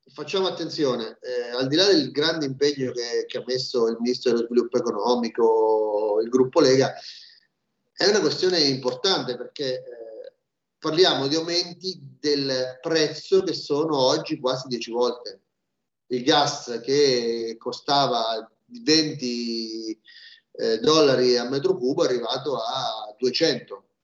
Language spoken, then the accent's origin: Italian; Marche, Italy; Io sono marchigiano